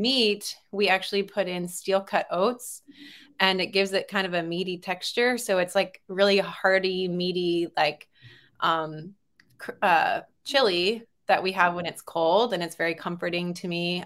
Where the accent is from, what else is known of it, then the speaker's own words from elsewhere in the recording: Texas, United States; also born or lived in California; I was born in California and then was raised mostly in Texas